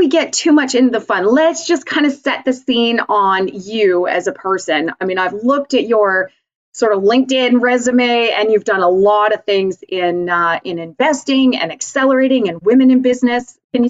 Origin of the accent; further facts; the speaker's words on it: Vulcan, Alberta, Canada; also born or lived in Calgary, Canada; I grew up in small town Vulcan, Alberta, and went to University of Calgary